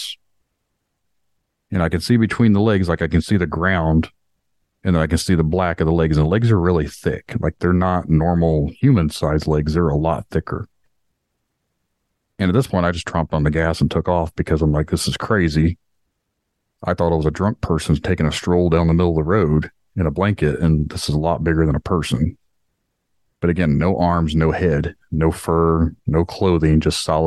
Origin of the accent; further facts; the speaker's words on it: Indiana, United States; we stocked paper for the company that did paper pressing in my hometown